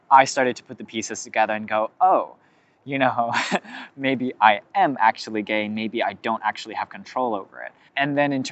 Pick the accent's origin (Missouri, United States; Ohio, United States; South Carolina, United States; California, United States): California, United States; Lots of people where I grew up in California, that happened to them.